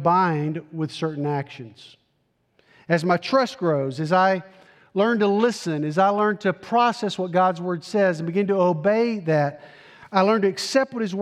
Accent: Tennessee, United States; I'm from Tennessee, proud product of the Tennessee public school system

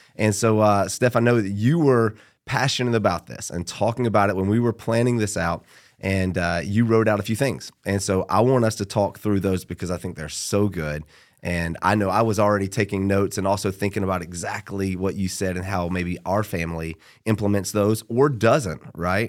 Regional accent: Georgia, United States; Born and raised in Georgia

